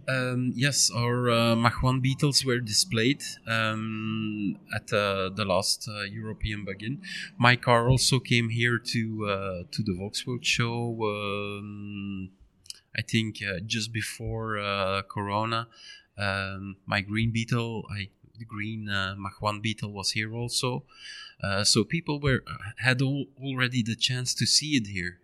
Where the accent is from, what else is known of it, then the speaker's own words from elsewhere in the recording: Ninove, Flanders, Belgium; in Nino of my hometown